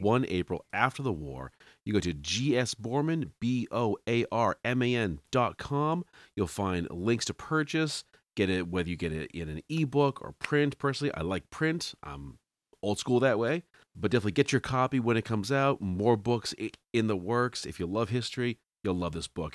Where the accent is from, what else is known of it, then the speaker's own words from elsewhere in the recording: Salem, Massachusetts, United States; moved away; I'm from Salem originally, Salem, Mass